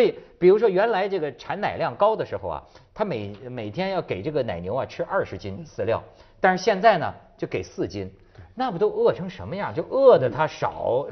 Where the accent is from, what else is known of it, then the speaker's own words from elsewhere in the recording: Hebei, China; 我们河北人